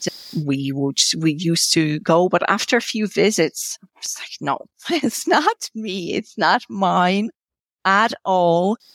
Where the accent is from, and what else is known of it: Poland; first language Polish; English is a second language; moved away as an adult; also born or lived in Georgia; now in Ireland